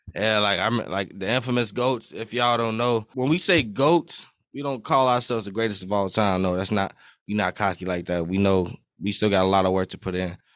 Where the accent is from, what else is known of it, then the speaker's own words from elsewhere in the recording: Iowa, United States; I'm twenty-one. I'm from Iowa.